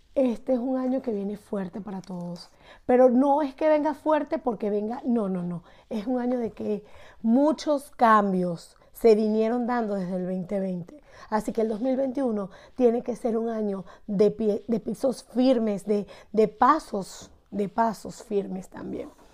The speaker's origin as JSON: {"language": "Spanish", "town": "Barquisimeto", "region": "Lara", "country": "Venezuela", "said": "de Barquisimeto, Estado Lara"}